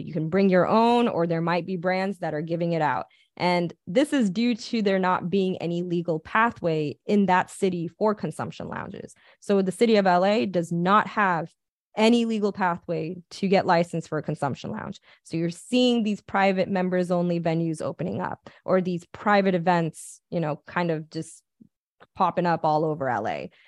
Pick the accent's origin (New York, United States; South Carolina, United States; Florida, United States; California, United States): California, United States; Pasadena; I'm from Pasadena